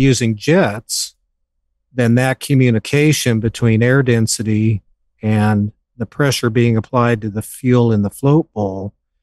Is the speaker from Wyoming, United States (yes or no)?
yes; Western Wyoming, United States; I grew up in Western Wyoming, a very remote part of Western Wyoming.